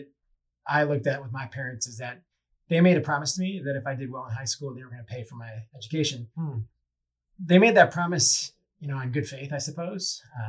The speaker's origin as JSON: {"language": "English", "town": "Madison", "region": "Wisconsin", "country": "United States", "moved": "as an adult", "said": "So I'm from Madison, Wisconsin."}